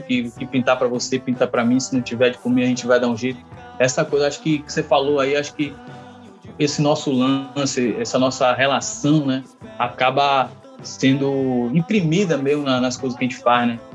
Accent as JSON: {"language": "Portuguese", "area": "Valéria, Nordeste", "region": "Bahia", "country": "Brazil", "said": "Nordeste, de Valéria, Valéria é um bairro de periferia"}